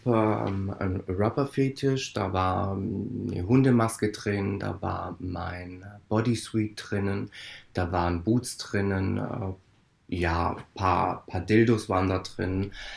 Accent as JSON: {"language": "German", "country": "Italy", "said": "Ich als Italiener"}